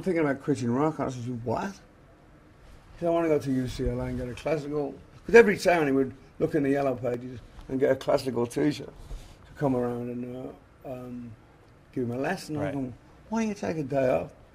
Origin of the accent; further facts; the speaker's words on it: England, United Kingdom; moved away; we came from England